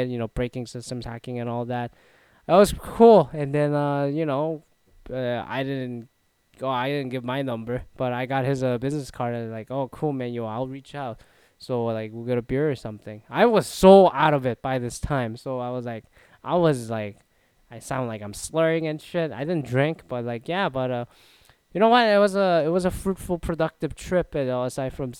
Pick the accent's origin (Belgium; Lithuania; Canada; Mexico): Canada; Toronto, Ontario; I'm from Toronto area